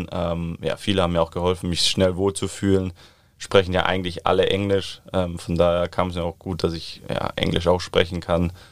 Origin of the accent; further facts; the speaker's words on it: Southern Germany, Germany; aber ich komme ja eigentlich aus dem Süden des Landes, von daher vermisse ich meine Freunde dann schon, äh, Familie auch.